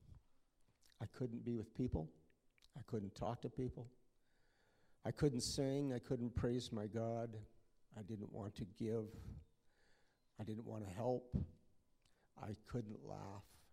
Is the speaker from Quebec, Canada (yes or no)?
no; Lampman, Saskatchewan, Canada; also born or lived in Whitewood, Saskatchewan; I was born in Lampman, and I grew up in Whitewood and Lampman